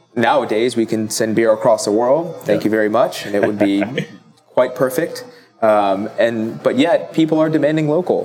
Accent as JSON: {"language": "English", "country": "Italy", "tie": "born or raised there", "moved": "yes", "lives_now": "Baltimore, United States", "said": "I grew up in Italy, uh, mostly Italian. I'm also Filipino"}